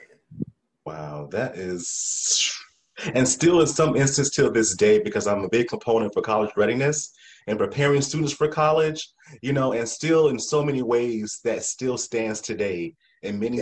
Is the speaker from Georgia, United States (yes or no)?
no; South Carolina, United States; I'm country too from South Carolina